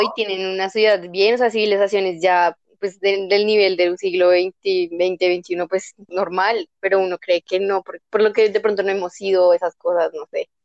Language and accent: Spanish; Bogotá, Colombia; en realidad toda la vida he estado viviendo en Bogotá. O sea, yo nací en Bogotá, soy Rola